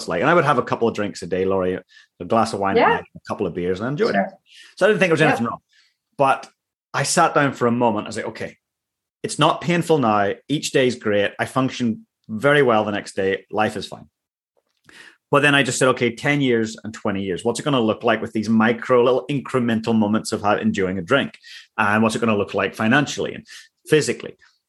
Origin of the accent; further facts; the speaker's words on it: Ireland; I loved alcohol. I'm Irish. It was great.